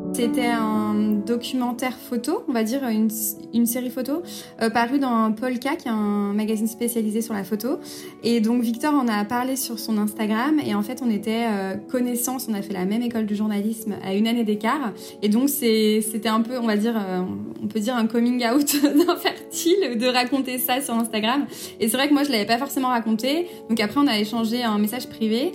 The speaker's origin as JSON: {"language": "French", "country": "France", "said": "chez nous en France"}